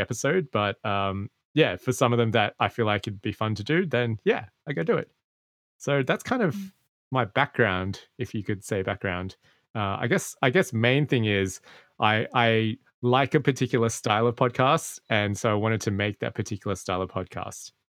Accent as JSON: {"language": "English", "town": "Sydney", "region": "New South Wales", "country": "Australia", "tie": "born or raised there", "said": "I grew up in Australia, mm. in mm. a part of Sydney that's quite quote unquote Asian"}